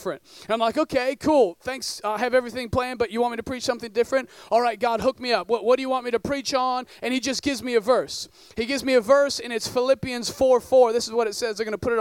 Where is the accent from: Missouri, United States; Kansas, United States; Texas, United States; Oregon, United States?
Oregon, United States; northern; I grew up in northern Oregon in a town of about 10,000 people